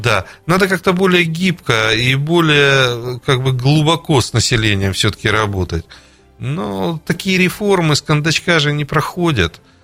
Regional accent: Kharkiv, Kharkiv Oblast, Ukraine; moved away; Я сам выходец с Украины, с города Харькова

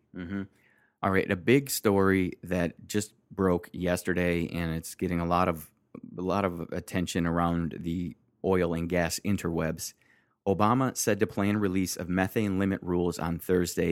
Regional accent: Detroit, Michigan, United States; I grew up in Michigan and then Detroit

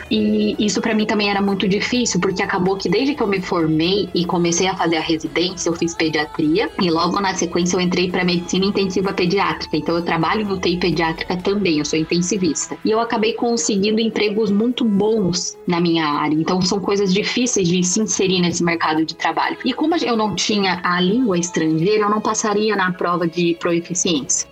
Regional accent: Curitiba, Paraná, Brazil; eu junto com as minhas vizinhas do prédio onde a gente morava em Curitiba, que eu sou curitibana

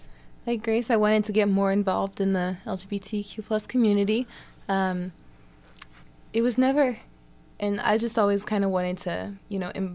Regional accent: Indianapolis, Indiana, United States; Indianapolis, Indiana.

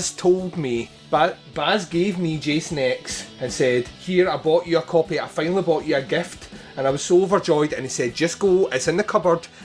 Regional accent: Scotland, United Kingdom; and I'm Scottish

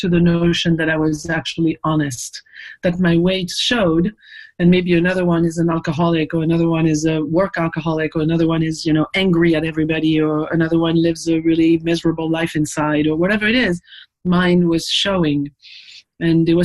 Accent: Paris, Île-de-France, France; now in United States; I'm from Paris

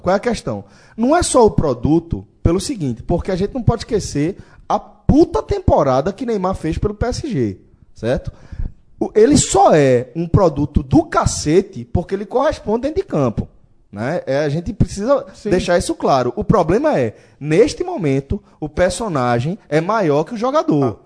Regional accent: Brazil; nós como latino-americanos, especificamente brasileiros

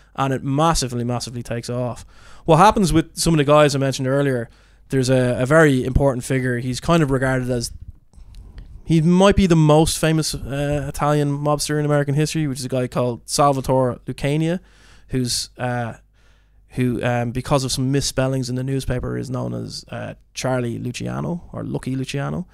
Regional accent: Ireland; being Irish

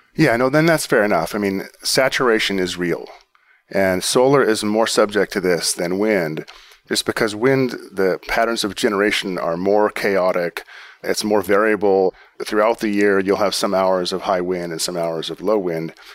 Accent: Pacific Northwest, United States; I grew up in the Pacific Northwest

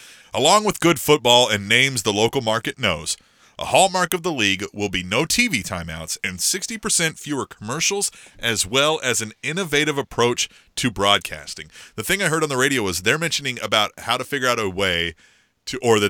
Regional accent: Manhattan, Kansas, United States; I grew up in Manhattan, Kansas, and went to school there for a little bit

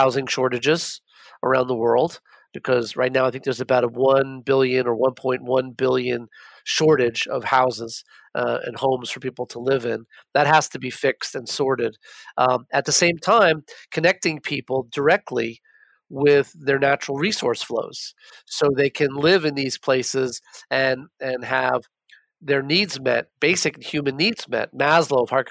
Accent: New York City, New York, United States; I grew up in New York and I spent most of my childhood and the better part of my college years, my undergrad at NYU, living in Manhattan.

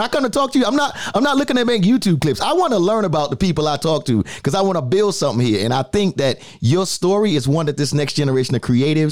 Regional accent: New York City, New York, United States; I'm from the Bronx. So I can tell you, I'm from the Bronx, New York

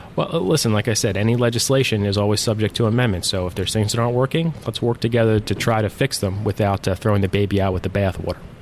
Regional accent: Mays Landing, New Jersey, United States; also born or lived in Atlantic City; I was born in Atlantic City, uh, but I grew up in Mays Landing

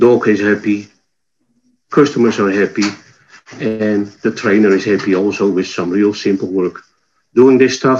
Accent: Netherlands; accent: Dutch; moved away; My accent is from the Netherlands

